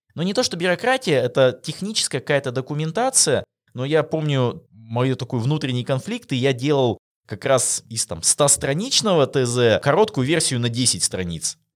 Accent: Russia; наша диджитал-индустрия в России

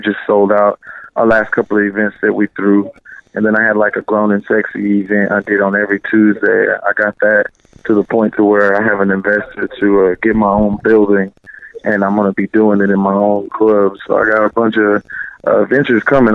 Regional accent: Austin, Texas, United States; moved away as an adult; now in Los Angeles, United States; We're from Texas, out of Austin.

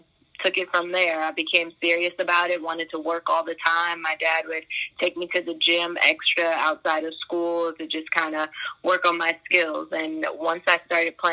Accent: Fairfax, Virginia, United States; I'm from Virginia, mm-hmm. Northern Virginia is home for me. I grew up in Fairfax

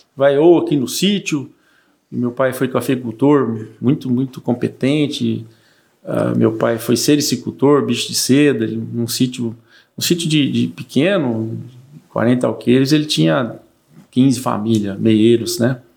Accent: Mirandópolis, São Paulo, Brazil; also born or lived in Espírito Santo do Pinhal; now in Três Lagoas, Brazil; eu nasci em Mirandópolis, era muito pequena a cidade, uma queridíssima cidade natal.

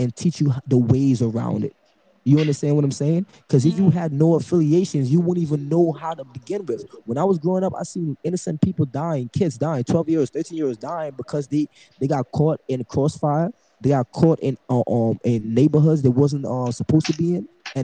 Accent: New York City, New York, United States; I was raised in Brooklyn, New York

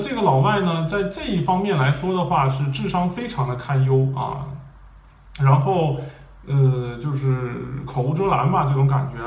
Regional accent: Northeast China, China; accent: Northeastern; moved away; also born or lived in Germany; 我是东北的嘛

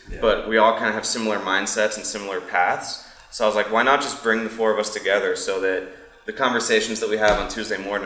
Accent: Pittsburgh, Pennsylvania, United States; now in Tampa Bay area, United States; I was raised in Pennsylvania, right outside of Pittsburgh

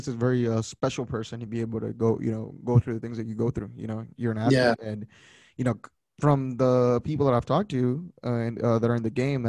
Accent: Rio Grande Valley, Texas, United States; I am from the Rio Grande Valley.

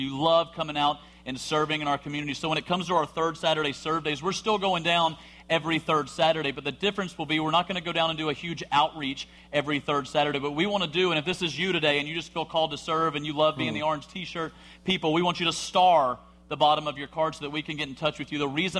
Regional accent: Alabama, United States

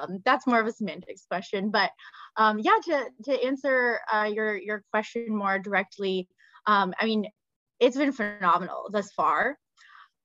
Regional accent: Texas, United States; moved away as an adult; also born or lived in Bulgaria / Los Angeles; now in New York, United States; I grew up and went to school in Texas

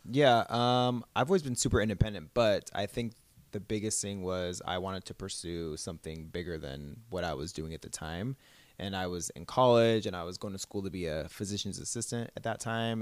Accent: Southern California, United States; also born or lived in Orange County / Los Angeles; I am from California, so I've, Southern California my whole life pretty much

